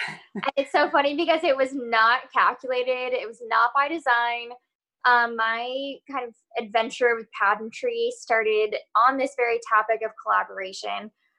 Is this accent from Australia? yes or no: no; California, United States; Well, I'm originally from California, so I was like, oh, I'm not foreign to the state.